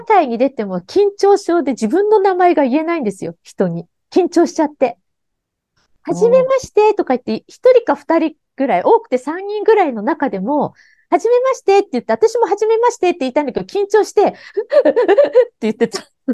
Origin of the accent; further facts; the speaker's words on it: Tokyo, Japan; うち貧困で東京生まれ、東京育ち、あの、港区の高輪という